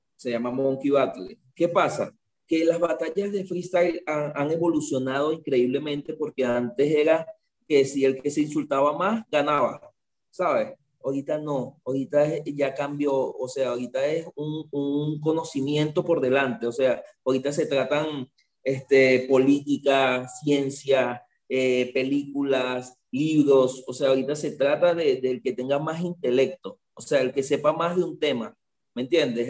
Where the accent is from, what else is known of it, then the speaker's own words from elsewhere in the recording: Venezuela; mi tierra, porque Venezuela para mí, o sea, nunca la voy a dejar, siempre voy a trabajar aquí en Venezuela.